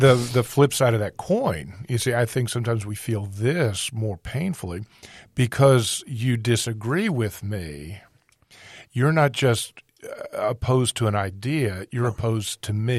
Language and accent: English; East Coast, United States; I grew up on the East Coast